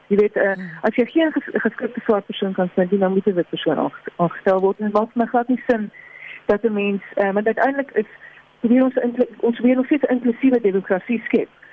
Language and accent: Afrikaans; South Africa; ons as Suid-Afrikaners ons kom uit hierdie geskiedenis uit